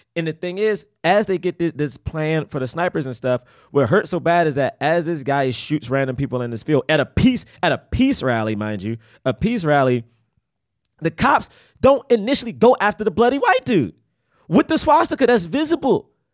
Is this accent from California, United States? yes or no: no; Washington, District of Columbia, United States; moved away; also born or lived in Prince George's County, Maryland; I'm from Southeast and then moved to P G